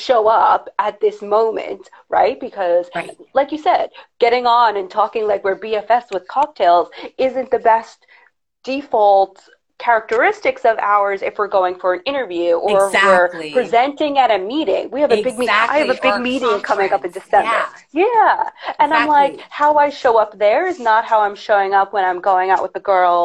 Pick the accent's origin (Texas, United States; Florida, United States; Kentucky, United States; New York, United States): New York, United States; accent: harsher New York; I have a harsher New York accent